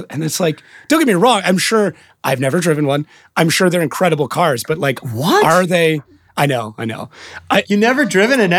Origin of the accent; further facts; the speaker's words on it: Bay Area, California, United States; Born and raised, yeah.